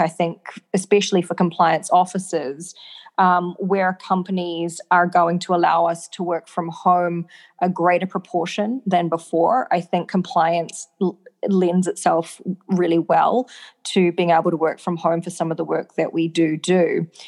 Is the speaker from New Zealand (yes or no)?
yes; New Zealand; I'm from New Zealand